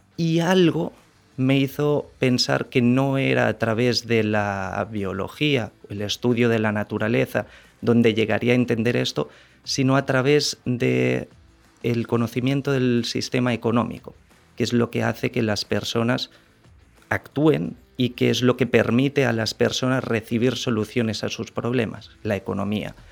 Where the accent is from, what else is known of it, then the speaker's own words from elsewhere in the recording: Barcelona, Catalonia, Spain; moved away as an adult; now in Dominican Republic; Yo soy de Barcelona, hace seis años y medio que estoy aquí en el país